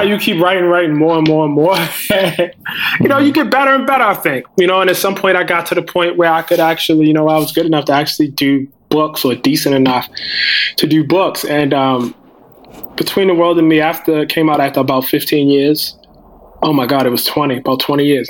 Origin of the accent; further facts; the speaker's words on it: Baltimore, Maryland, United States; I'm from West Baltimore.